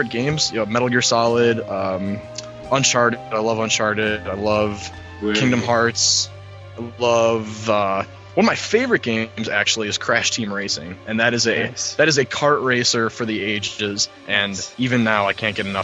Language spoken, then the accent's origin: English; Northern Wisconsin, United States; moved away as an adult; now in Minneapolis, United States; I was born and raised in Northern Wisconsin